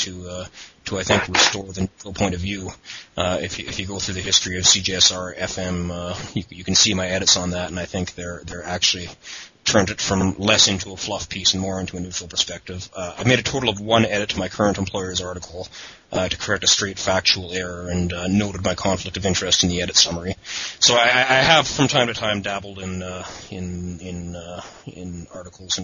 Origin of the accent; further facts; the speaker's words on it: Edmonton, Alberta, Canada; I am a Canadian citizen who has lived most of my life in Edmonton in the western part of Canada